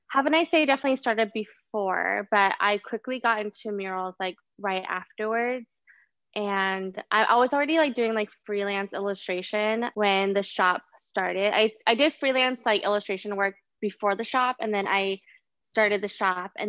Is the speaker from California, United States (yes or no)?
no; Austin, Texas, United States; now in Brooklyn, United States; Um I am an illustrator, muralist, curator of all sorts of things. I'm from Austin and now living in Brooklyn, New York.